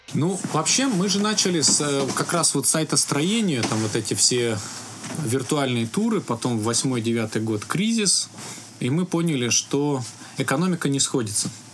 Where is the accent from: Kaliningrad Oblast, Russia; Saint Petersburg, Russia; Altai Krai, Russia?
Altai Krai, Russia; Biysk; я родился в Алтайском крае, город Бийск